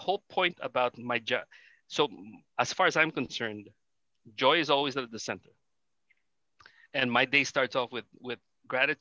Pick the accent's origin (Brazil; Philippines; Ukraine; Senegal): Philippines; Manila, Metro Manila; I grew up in Manila